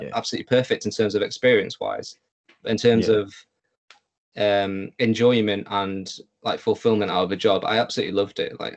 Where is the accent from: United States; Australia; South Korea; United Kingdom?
United Kingdom; Lancaster, North West England; Being from Lancaster, it was, you know, growing up in the same place.